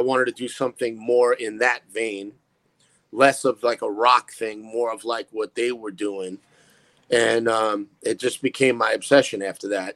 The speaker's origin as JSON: {"language": "English", "town": "New York City", "region": "New York", "country": "United States", "tie": "born or raised there", "said": "I grew up in Brooklyn"}